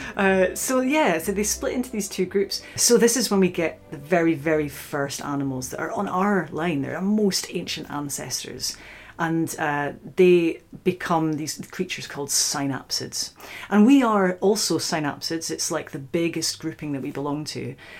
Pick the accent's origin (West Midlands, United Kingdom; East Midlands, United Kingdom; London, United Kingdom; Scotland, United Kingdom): Scotland, United Kingdom; Scottish Highlands; now in Oxford, United Kingdom; I'm originally from the Scottish Highlands